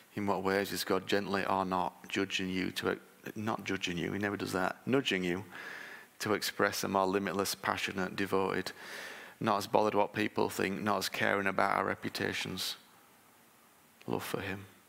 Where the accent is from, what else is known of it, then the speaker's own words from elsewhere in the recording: United Kingdom; I'm British